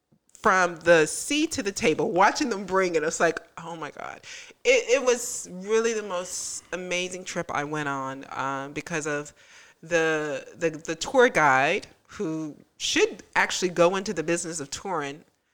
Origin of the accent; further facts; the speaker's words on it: Tallahassee, Florida, United States; I love Tallahassee, but I'm not sure if we have a Michelin in Tallahassee.